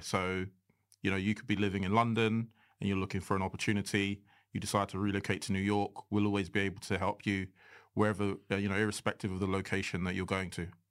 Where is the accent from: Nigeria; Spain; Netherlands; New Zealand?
Nigeria; I'm unapologetically Nigerian